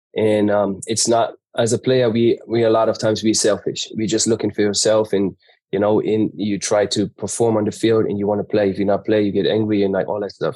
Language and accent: English; Germany; moved away; I grew up in Germany, but ha, a German mom, but had a American dad who was not around